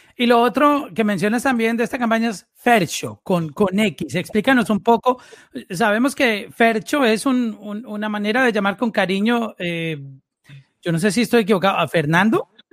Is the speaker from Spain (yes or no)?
no; Medellín, Antioquia, Colombia; yo también vengo de, de esa misma área.